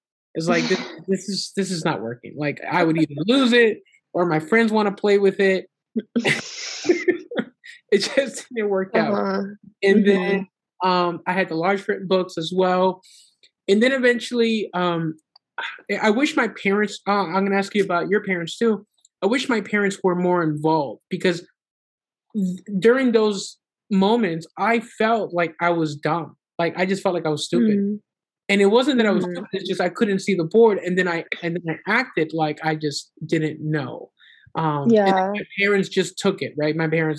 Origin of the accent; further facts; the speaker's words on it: Honduras; now in United States; And here in the state of Florida, so we're originally from Honduras